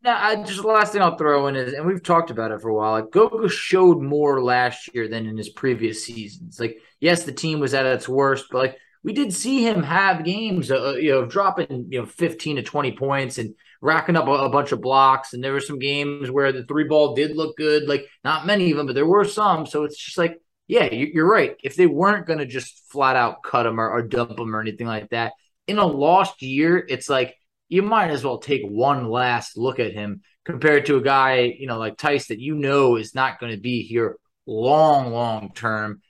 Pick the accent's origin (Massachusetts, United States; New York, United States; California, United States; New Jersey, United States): New York, United States; When I was growing up in New York